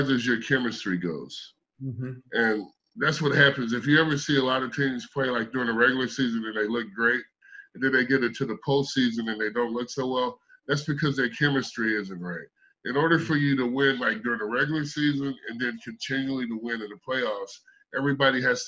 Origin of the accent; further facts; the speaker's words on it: right outside of Chicago, Indiana, United States; I'm from outside of Chicago. I was born in Indiana, right outside of Chicago.